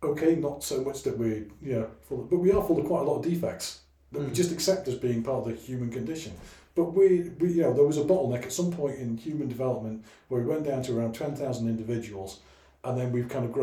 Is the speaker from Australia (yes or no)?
no; Wales, United Kingdom; I'm Welsh by origin, you know. I was 16 before I met my first person of any colour whatsoever, other than white, well, translucent blue, because I was Welsh